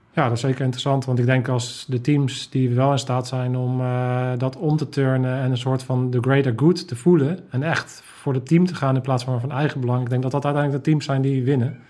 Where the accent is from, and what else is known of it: Netherlands